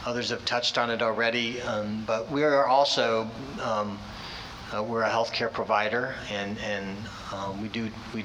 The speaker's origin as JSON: {"language": "English", "region": "Illinois", "country": "United States", "tie": "born or raised there", "also_born_or_lived": "Minnesota / Wisconsin", "moved": "as an adult", "said": "I'm from Illinois. I did spend 14 years in Minnesota and Wisconsin, and came back about 20 months ago for this opportunity to work back in my home state"}